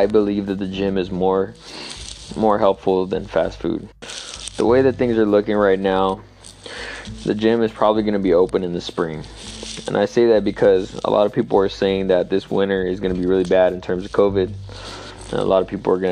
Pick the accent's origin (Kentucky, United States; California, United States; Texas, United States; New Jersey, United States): California, United States; San Jose; I'm from San Jose, California, and I live in Santa Clara County